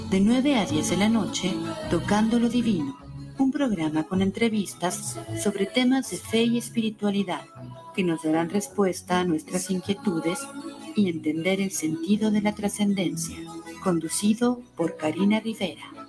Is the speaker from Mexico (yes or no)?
yes; Juchitán, Oaxaca, Mexico; born there; now in Querétaro, Mexico; Nací en Juchitán, Oaxaca, pero vivo en Querétaro desde hace siete años.